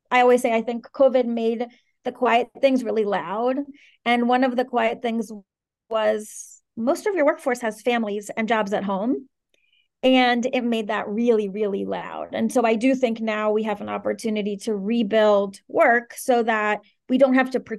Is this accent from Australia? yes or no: no; Caracas, Capital District, Venezuela; also born or lived in Washington, D.C. / Maryland; I'm originally from Venezuela, and I I grew up between Venezuela and the D.C. area. So I spent truly 50% of my childhood in Caracas and 50% in the D.C. area